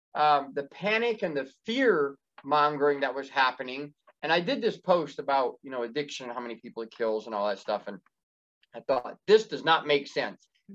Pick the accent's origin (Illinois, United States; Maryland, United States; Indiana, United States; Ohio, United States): Indiana, United States; moved away as an adult; I grew up in Indiana. That's where I was Amish and left in Indiana in March of 2012